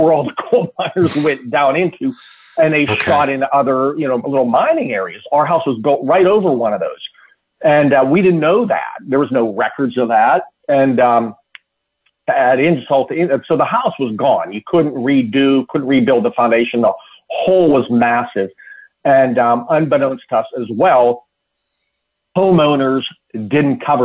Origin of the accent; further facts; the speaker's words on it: Pittsburgh, Pennsylvania, United States; moved away; I'm from Pittsburgh originally